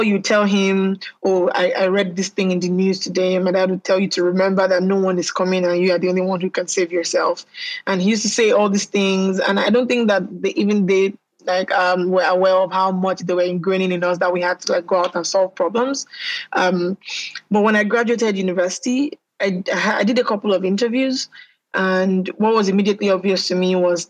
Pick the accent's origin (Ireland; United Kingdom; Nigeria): Nigeria; I'm Nigerian. So I was born in Nigeria and I've lived here most of my life